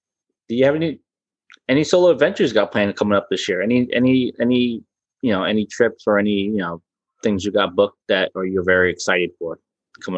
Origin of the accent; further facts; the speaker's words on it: Sebastian, Florida, United States; now in New Jersey, United States; I grew up in Sebastian. I mean, I grew up in Florida. Sebastian Inlet was my home water.